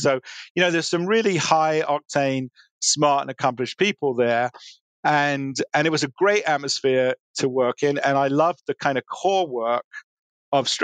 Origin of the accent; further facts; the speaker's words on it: London, United Kingdom; moved away; when I was growing up in London, I'm a product of suburban London